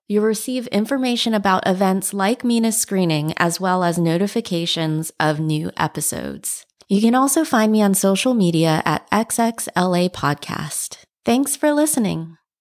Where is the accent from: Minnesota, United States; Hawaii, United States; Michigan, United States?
Hawaii, United States; I grew up in Hawaii and it's a very mixed place